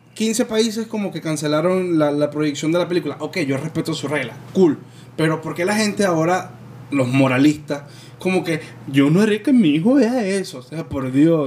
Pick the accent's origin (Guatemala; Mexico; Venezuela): Venezuela; moved away; ya yo no vivo en Venezuela